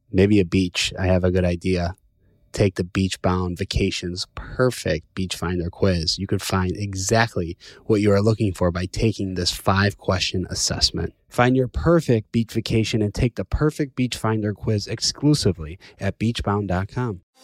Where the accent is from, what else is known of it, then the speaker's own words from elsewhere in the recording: Chicago, Illinois, United States; moved away; I'm from Chicago